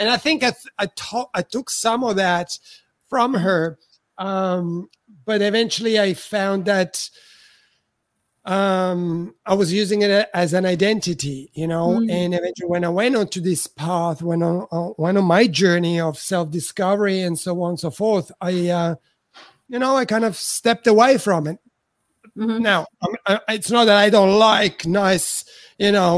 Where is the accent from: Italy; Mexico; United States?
Italy; moved away as an adult; I'm from Italy, so when I arrived here I was 34